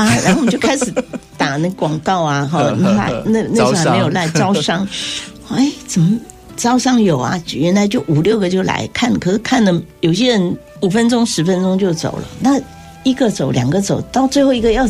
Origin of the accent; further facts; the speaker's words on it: Taiwan; 那我自己从小在眷村，因为东吃西吃